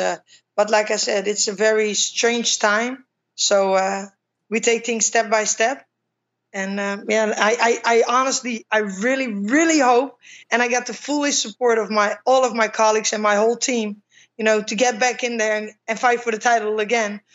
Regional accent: Utrecht, Netherlands; my hometown, Utrecht

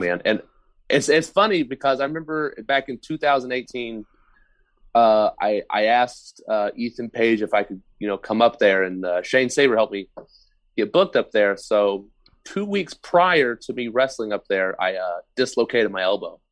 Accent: Oklahoma, United States; I'm from Oklahoma

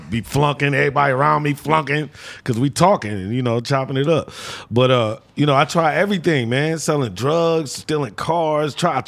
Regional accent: Detroit, Michigan, United States; also born or lived in Harlem; I was born in Detroit. I grew up basically in Detroit, but then I went to Harlem.

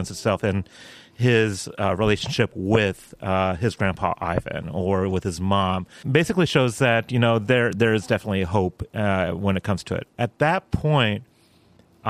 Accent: El Paso, Texas, United States; now in Baltimore, United States; my hometown of El Paso, Texas

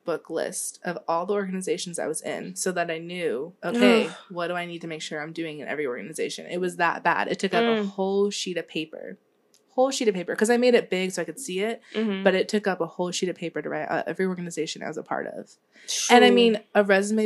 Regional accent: Charlotte, North Carolina, United States; I'm from Charlotte

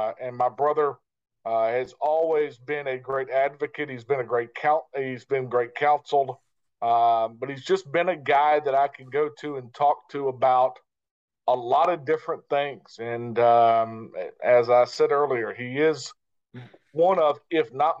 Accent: Chapel Hill, North Carolina, United States; also born or lived in Greensboro, North Carolina / Cary, North Carolina; I grew up in Chapel Hill. We moved from Greensboro to Cary in 77, not to bore you here too much, but and then moved to Chapel Hill in 84.

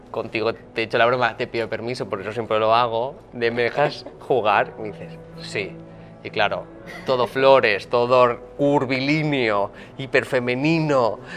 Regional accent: northern Spain, Spain; porque soy del norte de España y estaba lloviendo todos los santos días, y todo es verde porque todo es bosque, fenomenal.

